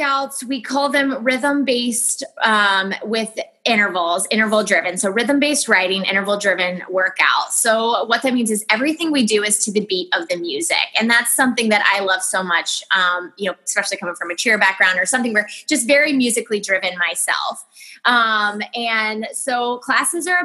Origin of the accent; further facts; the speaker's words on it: Waynesville, Ohio, United States; also born or lived in Tampa, Florida; I'm from Waynesville. I grew up Waynesville, small town